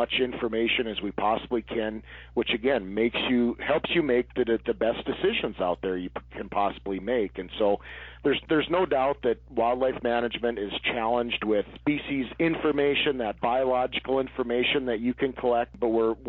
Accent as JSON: {"language": "English", "region": "North Dakota", "country": "United States", "tie": "born or raised there", "said": "I was born and raised in North Dakota, and I've been a lifelong resident"}